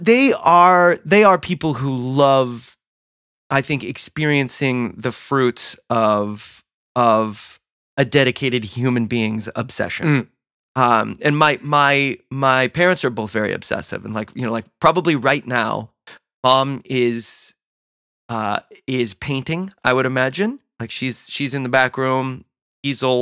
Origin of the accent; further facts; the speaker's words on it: Southern California, United States; I grew up in Southern California